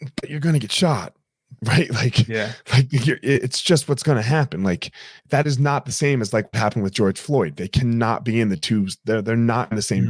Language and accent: English; United States; I'm I'm African American